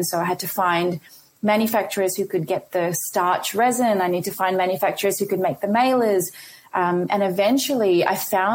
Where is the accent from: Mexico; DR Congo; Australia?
Australia; also born or lived in India; I was born in India and I came to Australia when I was 3.